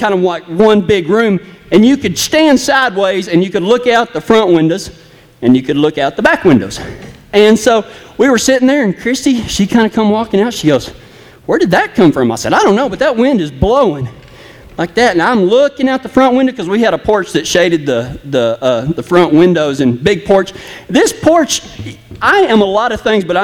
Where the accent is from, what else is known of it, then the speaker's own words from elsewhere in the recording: West Texas, United States; accent: Texas; moved away; I'm from Kynosa, Texas, which is way out in West Texas towards El Paso